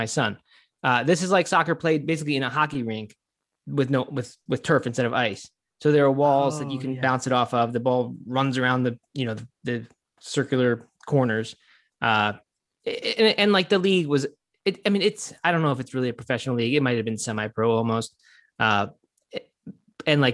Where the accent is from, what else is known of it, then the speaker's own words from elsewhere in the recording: outside of Baltimore, Maryland, United States; I grew up outside of Baltimore